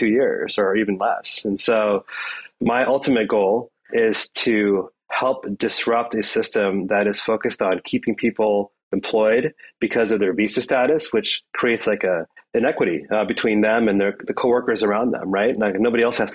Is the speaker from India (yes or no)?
yes; India; now in United States; So I'm an Indian immigrant. My family are Indian immigrants